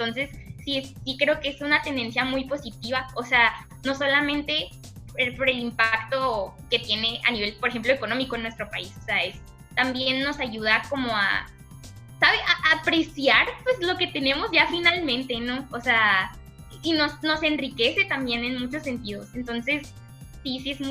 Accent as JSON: {"language": "Spanish", "country": "Mexico", "said": "nosotros como mexicanos"}